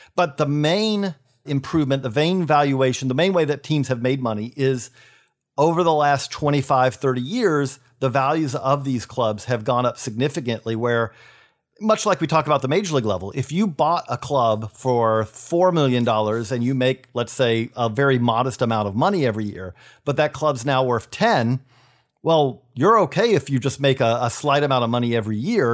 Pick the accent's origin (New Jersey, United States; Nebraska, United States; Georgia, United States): Georgia, United States; Perry; I'm from Perry, Georgia